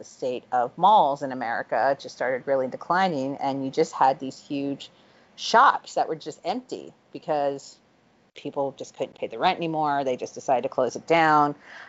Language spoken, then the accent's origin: English; Florida, United States; I am from Florida